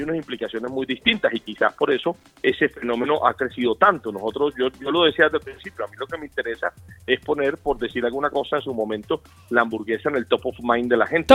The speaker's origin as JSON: {"language": "Spanish", "country": "Colombia", "said": "como colombianos"}